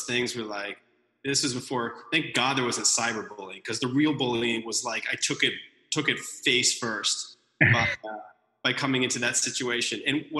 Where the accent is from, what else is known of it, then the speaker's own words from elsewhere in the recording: Texas, United States; also born or lived in East Coast / Massachusetts; I was born on the East Coast, then went to Texas for a long time, and then moved, moved back to just outside Boston.